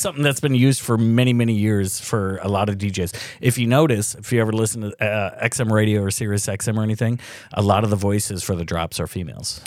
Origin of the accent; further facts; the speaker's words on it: Cedar Rapids, Iowa, United States; I went to Saint Matt's up until, uh, nineteen eighty-nine